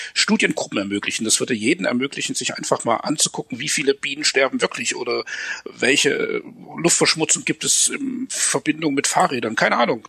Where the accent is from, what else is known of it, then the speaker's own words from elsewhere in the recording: Germany; uns als, als Deutsche